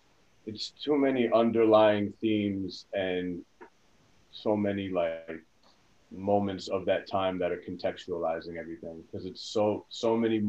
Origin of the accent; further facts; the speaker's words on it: Bellmore, New York, United States; also born or lived in Queens, New York; I'm from Queens, grew up in Long Island.